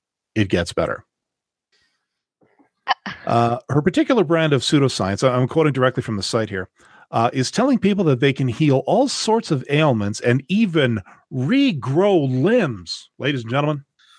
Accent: Canada; As a Canadian

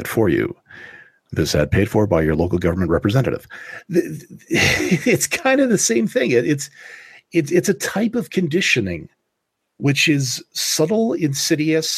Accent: Canada; I'm Canadian

